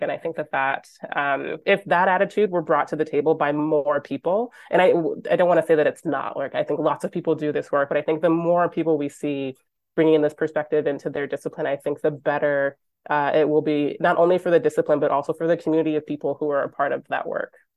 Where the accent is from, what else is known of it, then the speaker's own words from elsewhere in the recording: Michigan, United States; moved away as an adult; now in Vancouver, Canada; I grew up in Michigan